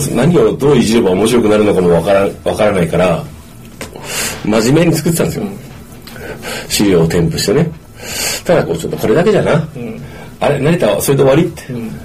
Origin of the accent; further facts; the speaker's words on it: Japan; born or raised there